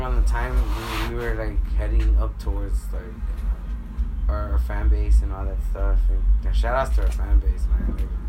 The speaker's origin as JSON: {"language": "English", "town": "Los Angeles", "region": "California", "country": "United States", "tie": "born or raised there", "said": "I was from South LA, born and raised South"}